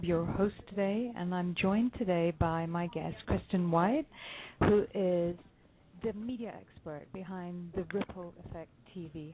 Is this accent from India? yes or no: yes; India; now I'm Indian